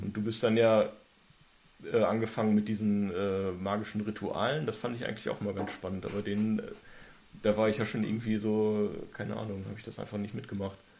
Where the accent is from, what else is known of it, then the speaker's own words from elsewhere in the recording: Germany; ich komme auch aus Raden